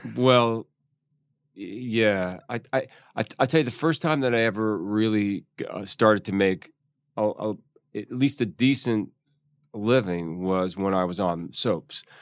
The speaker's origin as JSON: {"language": "English", "town": "Philadelphia", "region": "Pennsylvania", "country": "United States", "tie": "born or raised there", "also_born_or_lived": "New York", "moved": "yes", "said": "I grew up in Philly"}